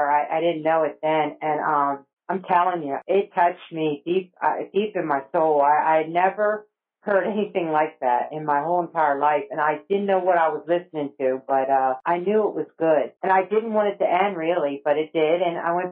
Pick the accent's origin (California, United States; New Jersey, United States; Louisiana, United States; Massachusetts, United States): New Jersey, United States; moved away as an adult; also born or lived in Alabama / Egypt; now in College Station, United States; I grew up in New Jersey. Um, my mom was from New Jersey. My dad was from Georgia, and uh, we grew up in a in a little town near Woodbury.